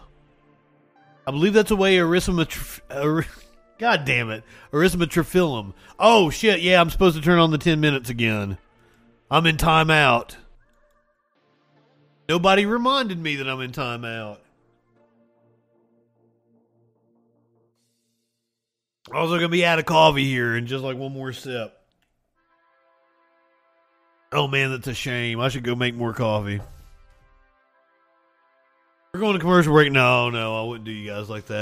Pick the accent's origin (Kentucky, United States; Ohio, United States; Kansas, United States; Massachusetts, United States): Kentucky, United States; Eastern; that's my natural accent, by the way. I'm from Eastern Kentucky